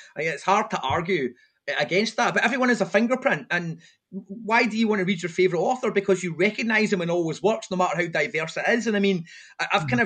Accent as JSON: {"language": "English", "town": "Airdrie", "region": "Scotland", "country": "United Kingdom", "tie": "born or raised there", "said": "when I was growing up in Airdrie"}